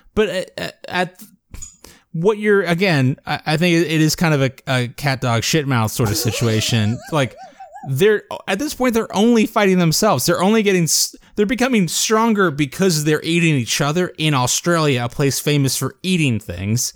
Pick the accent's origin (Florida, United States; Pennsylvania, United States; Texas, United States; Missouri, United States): Florida, United States; South; I grew up in South Florida where there were sugarcane fields